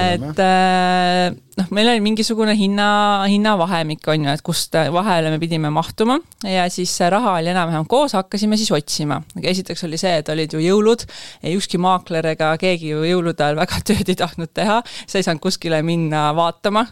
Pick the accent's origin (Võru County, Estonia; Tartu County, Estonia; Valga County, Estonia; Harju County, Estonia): Võru County, Estonia; Võru; now in Tallinn, Estonia; ma tegelikult olen pärit Võrust, ma ei ole Tallinnast